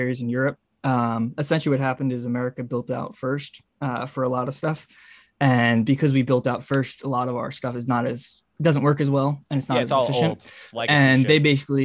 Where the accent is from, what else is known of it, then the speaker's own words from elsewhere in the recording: United States; I'm an American